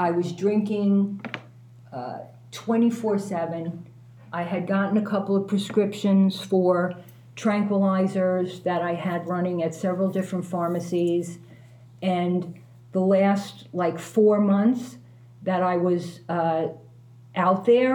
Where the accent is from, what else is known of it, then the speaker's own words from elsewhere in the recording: New York City, New York, United States; moved away as an adult; I'm from New York